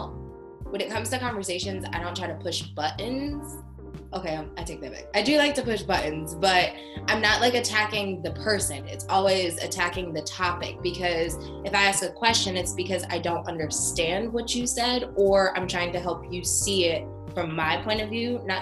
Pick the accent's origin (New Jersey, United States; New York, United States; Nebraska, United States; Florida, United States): New Jersey, United States; now in Michigan, United States; So I'm originally from New Jersey. Sometimes people catch it, some people don't. It's usually if I say certain things, but I will say I've been in Michigan for 7 years, so my accent's fading a little bit.